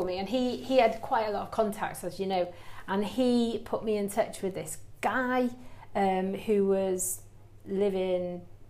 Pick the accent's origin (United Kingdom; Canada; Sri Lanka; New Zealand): United Kingdom; Church Village, Wales; Because we're from Wales, and he's got a little bit soft spot for Wales, hasn't he?